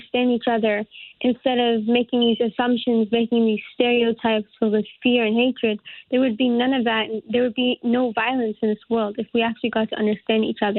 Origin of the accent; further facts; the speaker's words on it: Newtown, Connecticut, United States; grow up here in Newtown